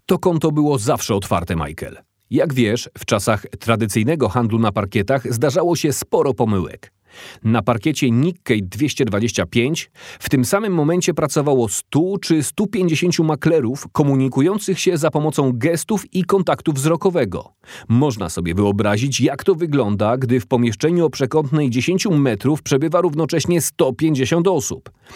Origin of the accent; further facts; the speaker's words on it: Watford, East of England, United Kingdom; Dorastałem na osiedlu domów komunalnych w podlondyńskiej miejscowości Watford